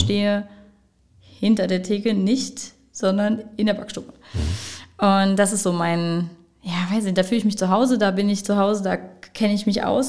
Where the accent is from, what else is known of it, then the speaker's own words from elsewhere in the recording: Wittlich, Rhineland-Palatinate, Germany; now in Trier, Germany; Mein Vater ist Müllermeister, hat eine Mühle in Lüxem oder Lüxem bei Wittlich. Mhm und eine Bäckerei. Und da bin ich damit auch groß geworden.